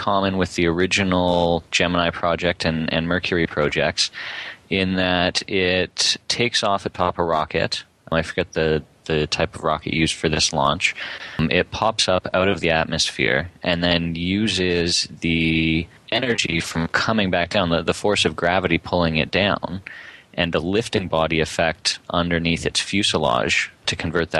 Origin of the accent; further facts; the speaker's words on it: Canada; as a Canadian who spent hours and hours and hours traveling across the country in airplanes